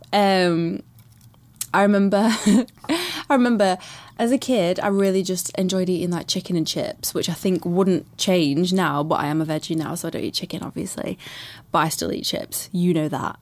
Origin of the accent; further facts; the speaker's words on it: Manchester, North West England, United Kingdom; I was born in Manchester